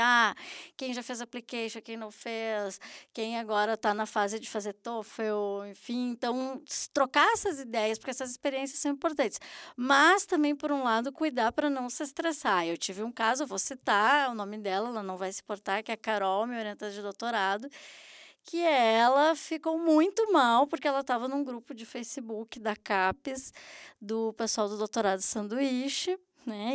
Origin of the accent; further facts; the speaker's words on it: Brazil; moved away; como brasileiros